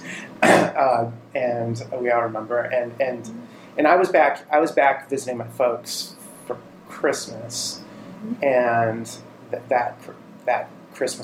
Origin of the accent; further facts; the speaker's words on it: St. Clair Shores, Michigan, United States; I grew up in the Detroit area, St. Clair Shores.